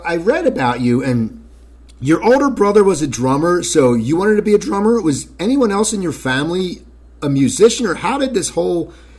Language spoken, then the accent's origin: English; Cherry Hill, New Jersey, United States; moved away; I grew up in Cherry Hill, so I'm more south.